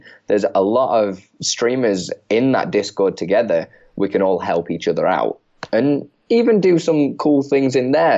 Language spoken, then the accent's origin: English; Chesterfield, East Midlands, United Kingdom; I'm from Chesterfield originally in the UK